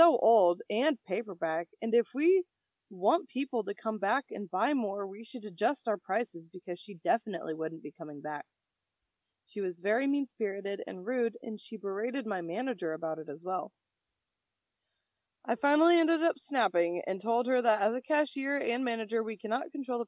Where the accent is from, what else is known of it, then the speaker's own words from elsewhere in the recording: United States; American as fuck.